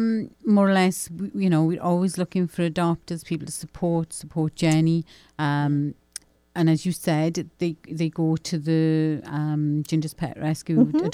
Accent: Pontypridd, Wales, United Kingdom; moved away as an adult; now in Florida, United States; He's from my hometown.

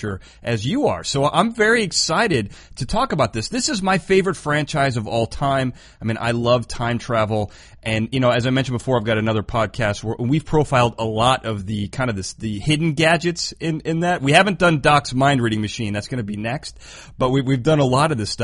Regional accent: Chicago, Illinois, United States; now in Los Angeles, United States; I'm from Chicago. I live in L.A. now, but I'm from Chicago.

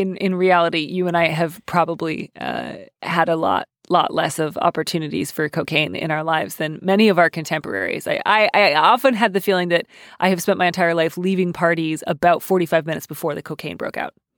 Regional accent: Midwest, United States; I am Midwestern

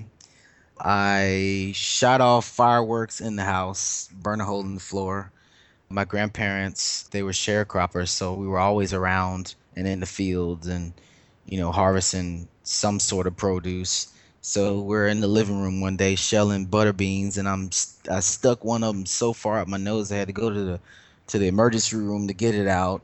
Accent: Lexington, South Carolina, United States; moved away as an adult; now in Brooklyn, United States; growing up in Lexington South Carolina

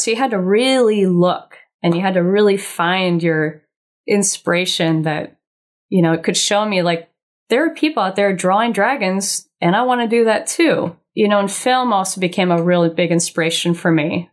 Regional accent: Laguna Beach, California, United States; I'm born and raised Laguna Beach, homegrown

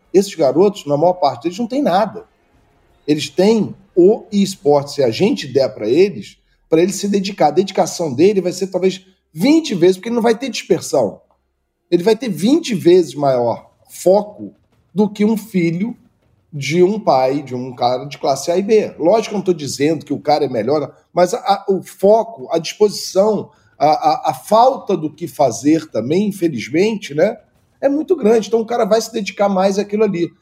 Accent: Rio de Janeiro, Brazil; eu vim do Engenho Novo, que é um bairro de Zona Norte, fui nascido do lado de uma, de uma favela

